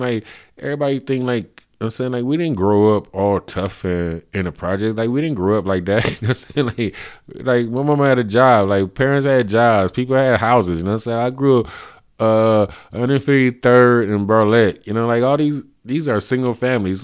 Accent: United States; we grew up in America

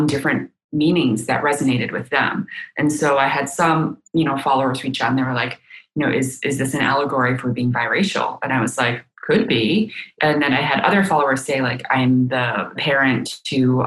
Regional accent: United States; first language Chinese; English is a second language; I grew up kind of feeling like, you know, as a child of immigrants, like in this like kind of in-between state of like, you know, I'm living in America, I'm very proud to be an American, but, you know, I speak Chinese purely at home. Like, English was not my first language

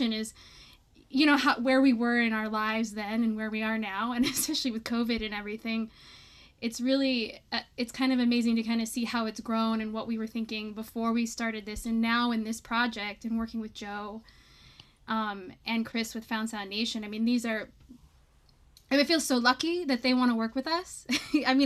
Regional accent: Alaska, United States; moved away as an adult; growing up in Alaska and and what that community has given us and, and inspired us and it's it's it's really a, a deep part of of my identity

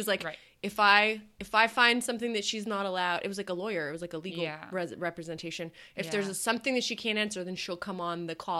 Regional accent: Canada; accent: Canadian

